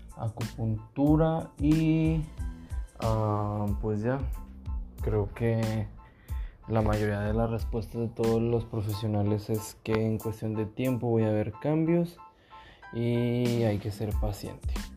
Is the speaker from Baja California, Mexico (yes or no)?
no; Monterrey, Nuevo León, Mexico; Soy de Monterrey